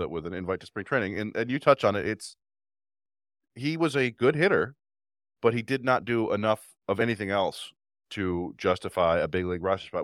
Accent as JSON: {"language": "English", "town": "Ypsilanti", "region": "Michigan", "country": "United States", "tie": "born or raised there", "also_born_or_lived": "Brighton, Michigan", "said": "When we first moved from where I grew up in Ypsilanti to Brighton"}